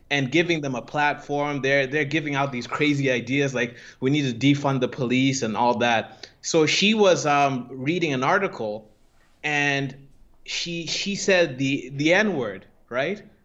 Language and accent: English; Zimbabwe; moved away; I come from Zimbabwe